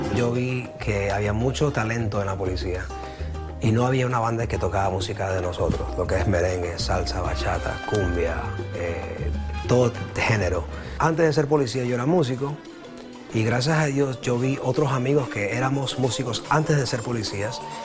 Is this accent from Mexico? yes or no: no; Ecuador; moved away; yo soy ecuatoriano